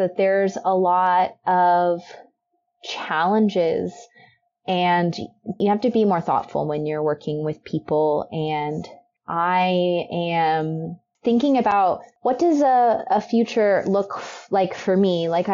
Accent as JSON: {"language": "English", "region": "Texas", "country": "United States", "moved": "yes", "lives_now": "Oregon, United States", "said": "I'm from Texas"}